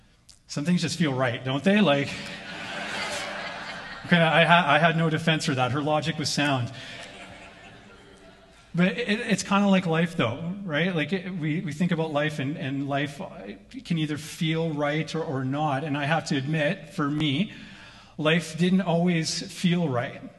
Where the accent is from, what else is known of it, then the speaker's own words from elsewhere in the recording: Vancouver Island, British Columbia, Canada; moved away; I grew up on Vancouver Island